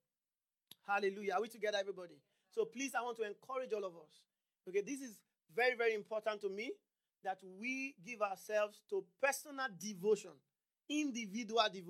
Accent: Nigeria; moved away; I'm from Nigeria.

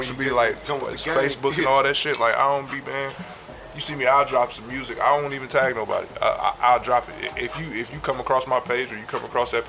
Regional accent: Peoria, Illinois, United States; No matter where I go or where I'm at, like, I'm still from Peoria, Illinois.

